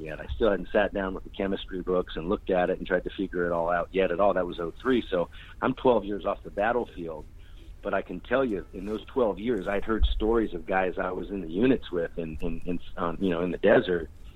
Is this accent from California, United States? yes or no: yes; Bay Area, California, United States; I grew up in the Bay Area as a punk rocker